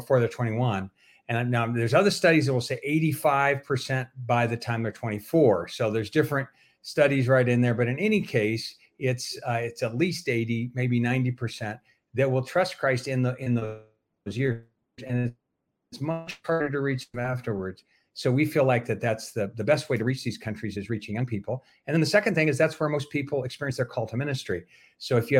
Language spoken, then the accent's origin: English; Denver, Colorado, United States; moved away as an adult; also born or lived in Philippines / Germany; now in Czech Republic; I grew up in Denver, Colorado. I was born actually, although in the Philippines. I'm a second generation missionary, but grew up in Denver, Colorado.